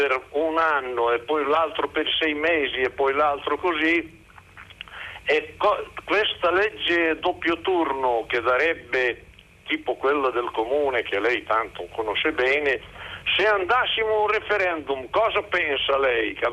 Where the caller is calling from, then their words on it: Cervia, Emilia-Romagna, Italy; da Cervia